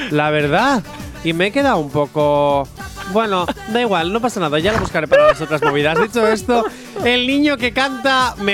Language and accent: Spanish; Zaragoza, Aragon, Spain; tengo 11 años y vengo de Zaragoza.